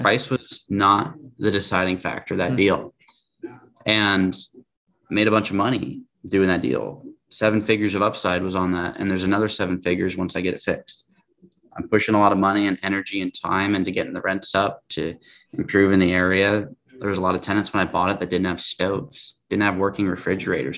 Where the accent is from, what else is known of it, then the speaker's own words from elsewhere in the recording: Tacoma, Washington, United States; born and raised in Tacoma, which is just south of Seattle